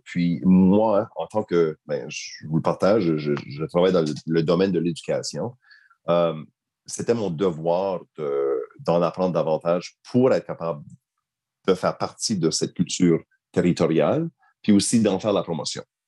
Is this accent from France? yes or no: no; Acadia, Canada; now in Nunavut, Canada; Je suis de souche québécoise. Je suis un wallette Donc, je ne suis pas à proprement dit un Acadien, mais j'ai grandi en Acadie.